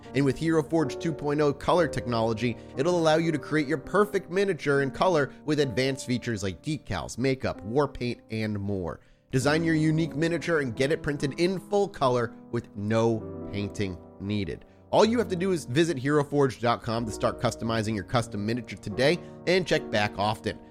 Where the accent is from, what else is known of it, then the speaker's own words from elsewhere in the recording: Massachusetts, United States; this is in my home state.